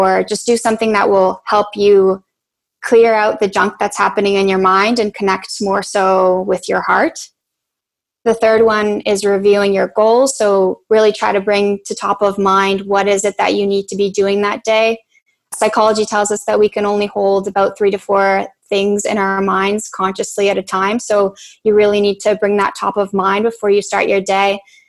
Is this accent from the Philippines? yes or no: no; Poland; born there; also born or lived in Canada; I'm Polish-Canadian. I was born in Poland, and then I did my education in Canada.